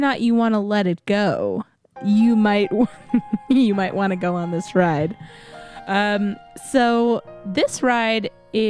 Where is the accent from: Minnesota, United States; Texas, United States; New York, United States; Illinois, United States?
Texas, United States; San Antonio; moved away; I'm born and raised in San Antonio, and I miss the culture a lot.